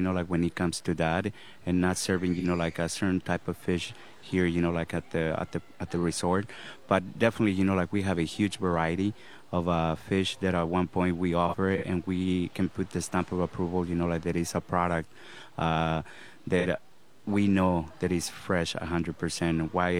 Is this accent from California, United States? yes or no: yes; Los Angeles, California, United States; now in Costa Rica; I actually grew up in Los Angeles.